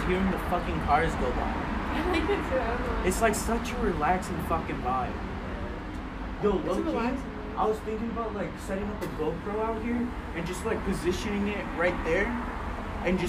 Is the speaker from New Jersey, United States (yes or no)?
no; Houston, Texas, United States; I'm a comedian from Houston. So, because, like, I grew up here, bro. This is my fucking... This is my hometown